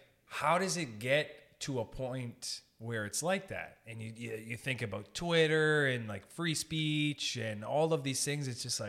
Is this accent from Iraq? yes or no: no; Sault Ste. Marie, Ontario, Canada; Like, I'm from Sault Ste. Marie.